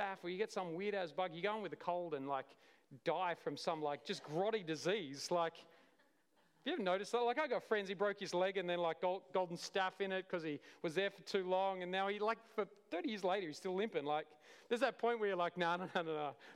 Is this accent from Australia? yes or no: yes; Cooma, New South Wales, Australia; I'm from Coomer